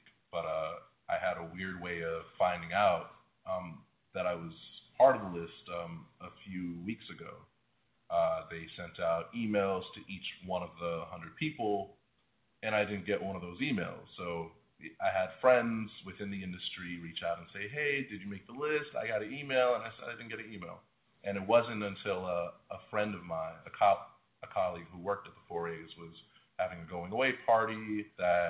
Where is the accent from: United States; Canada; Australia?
United States; New York City, New York; I'm from New York. I'm involved with the two advertising high schools, with college kids, you know, in the local area. You know, I am a local product